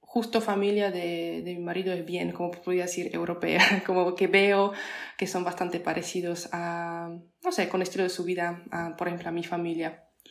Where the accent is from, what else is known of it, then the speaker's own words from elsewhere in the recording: Poland; Spanish is a second language; moved away as an adult; also born or lived in Argentina; nosotros, polacos o europeos